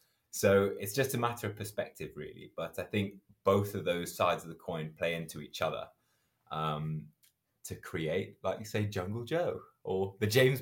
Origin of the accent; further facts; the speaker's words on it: Zimbabwe; moved away; My mom's originally from Zambia. And so I grew up in Zimbabwe.